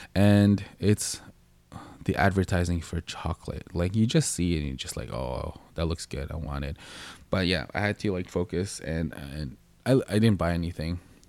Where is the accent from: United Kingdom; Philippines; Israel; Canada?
Philippines; And if you guys don't know what I look like, I am Filipino. So if you don't know what that is, it's from the Philippines.